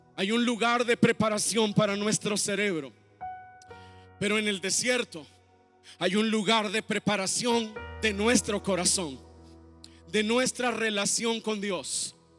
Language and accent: Spanish; Mexico; nosotros como mexicanos